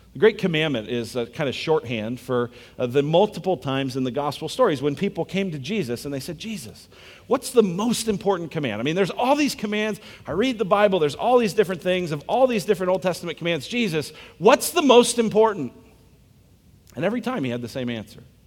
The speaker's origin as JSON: {"language": "English", "country": "United States", "said": "I'm American"}